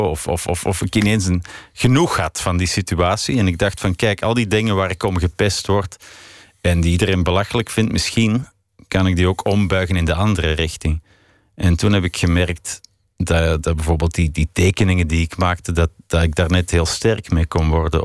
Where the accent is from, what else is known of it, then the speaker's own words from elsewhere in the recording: Belgium; also born or lived in Paris; ik ben een muzikant uit België